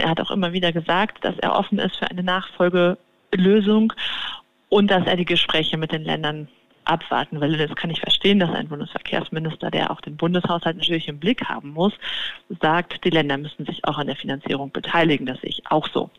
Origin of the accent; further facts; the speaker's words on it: Cologne, North Rhine-Westphalia, Germany; in meiner Heimatstadt Köln